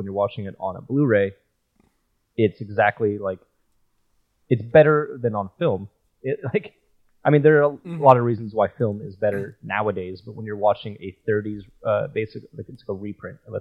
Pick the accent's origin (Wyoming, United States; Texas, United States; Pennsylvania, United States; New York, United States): Wyoming, United States; Jackson; Growing up in Wyoming, in Jackson, my dad is a geologist